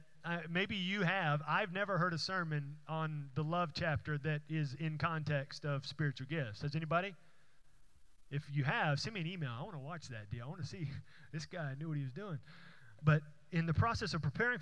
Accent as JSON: {"language": "English", "town": "Houston", "region": "Texas", "country": "United States", "tie": "born or raised there", "said": "the church that I went to growing up in Houston"}